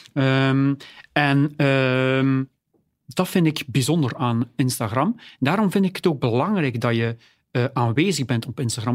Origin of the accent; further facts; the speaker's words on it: Oudenaarde, Flanders, Belgium; Ik ben zelf van Oudenaarde